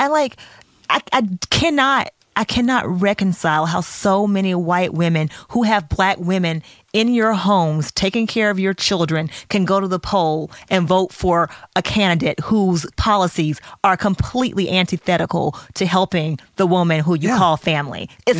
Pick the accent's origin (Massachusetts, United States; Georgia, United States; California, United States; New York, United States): Georgia, United States; I mean, I'm from Georgia